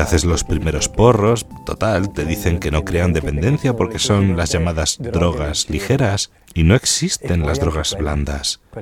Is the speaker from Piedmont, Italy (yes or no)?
no; Bedizzole, Lombardy, Italy; soy de Bedizzole, un pueblo de Brescia, a 10 kilómetros del lago de Garda